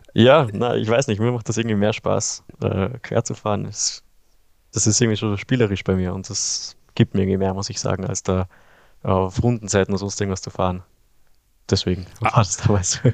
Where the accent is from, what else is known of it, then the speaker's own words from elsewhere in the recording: Kitzbühel, Tyrol, Austria; ich komme ja aus Österreich, also aus Kitzbühel